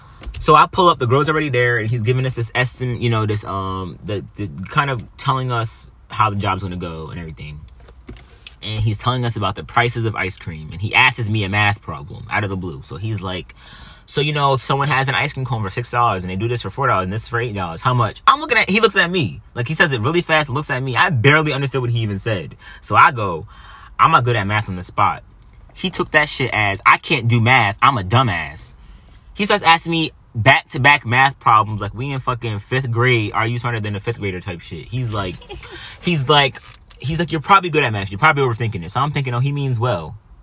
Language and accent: English; New York, United States; I'm Italian, I'm Puerto Rican, you know? I don't do that. You know, we don't do, I grew up, I grew up in New York, man.